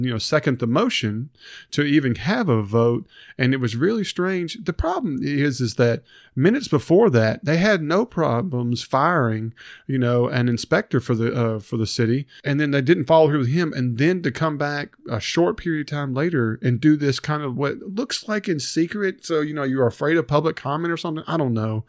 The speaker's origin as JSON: {"language": "English", "town": "Hernando", "region": "Mississippi", "country": "United States", "said": "I'm from Hernando. I love Hernando. I go to church in Hernando."}